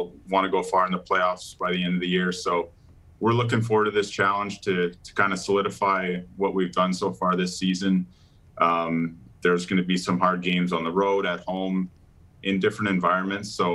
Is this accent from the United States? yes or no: no; Calgary, Alberta, Canada; growing up in Calgary